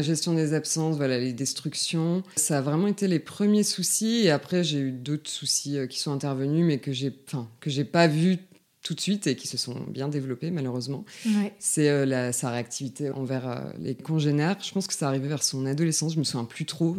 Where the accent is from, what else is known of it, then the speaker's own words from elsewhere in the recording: Lille, Hauts-de-France, France; moved away as an adult; now in Lyon, France; moi je suis originaire euh, de Lille. J'ai déménagé à Lyon en 2015. Euh, donc voilà, j'ai passé tout, euh, toute mon enfance et mon adolescence dans le Nord.